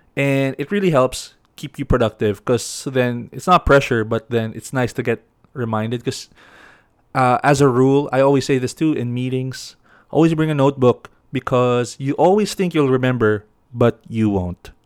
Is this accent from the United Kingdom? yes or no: no; Baguio, Cordillera Administrative Region, Philippines; I grew up in Baguio, so it's all, like, mountains and hills.